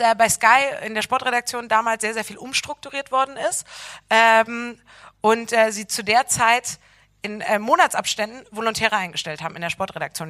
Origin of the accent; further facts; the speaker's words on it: Bremen, Germany; moved away as an adult; also born or lived in Cologne; Ich bin in Bremen aufgewachsen